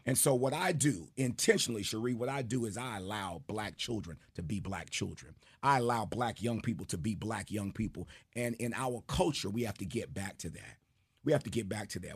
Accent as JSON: {"language": "English", "town": "New York City", "region": "New York", "country": "United States", "tie": "born or raised there", "said": "growing up in Jamaica, New York, every Friday we had an assembly"}